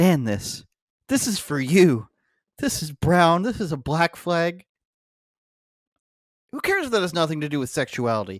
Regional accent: Oshawa, Ontario, Canada; moved away; my hometown, Oshawa, Ontario, Canada

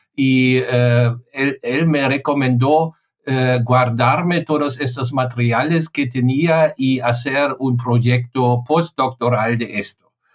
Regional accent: Germany; Spanish is a second language; mi país

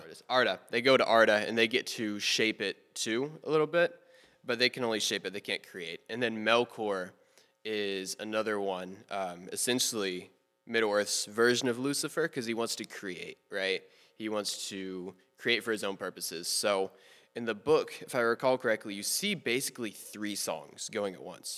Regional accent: Memphis, Tennessee, United States; I was born October sixteenth, two thousand two, to two parents in a hospital in Memphis, Tennessee

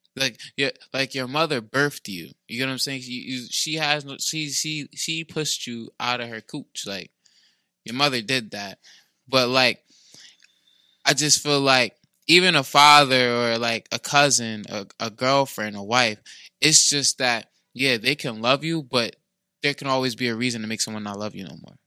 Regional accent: New Jersey, United States; moved away; I came from South Jersey. I came up here

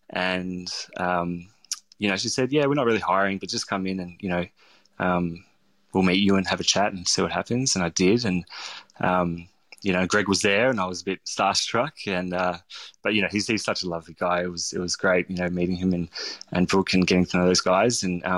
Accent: St Kilda, Victoria, Australia; had these sort of memories of growing up in St Kilda and going to the Stoke House and eating dad's food.

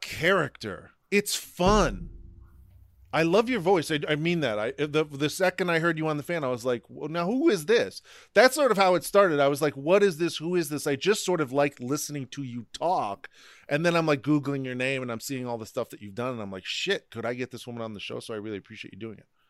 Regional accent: Ohio, United States; moved away as an adult; now in New York, United States; born and raised in Ohio

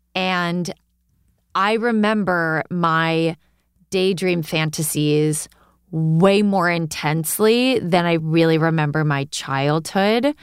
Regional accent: Hudson Valley, New York, United States; now in Brooklyn, United States; I am originally from the Hudson Valley

